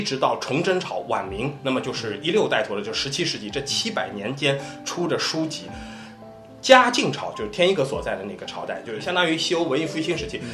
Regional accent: Ningbo, Zhejiang, China; 就我们宁波人

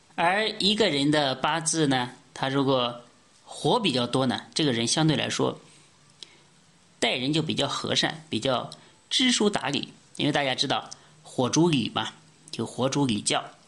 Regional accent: China; 我们中国人

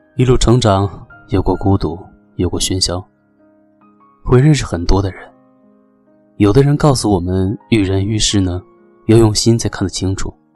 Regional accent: Shenyang, Liaoning, China; 我们都是沈阳的

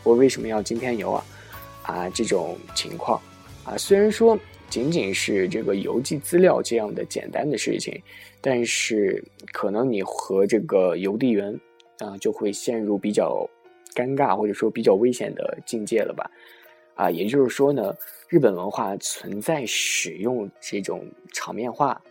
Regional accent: China; now in Japan; 以前在小时候在，啊，国内的时候

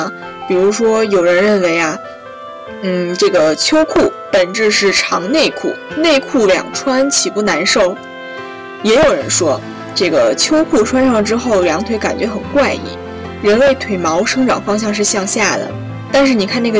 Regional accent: northern China, China; 作为一个北方人

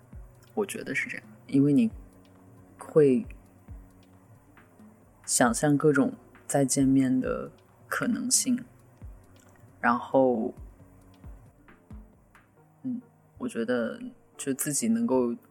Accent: northern China, China; 作为一个北方人，风并没有什么太好的经。

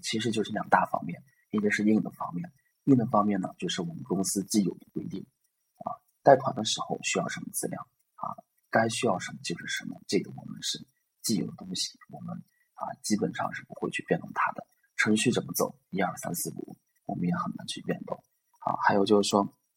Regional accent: northern China, China; 作为一个北方人来说呢，我们做生意 是后天的

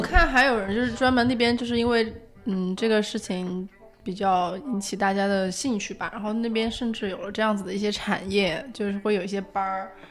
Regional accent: Sichuan, China; 我是四川来的四川的

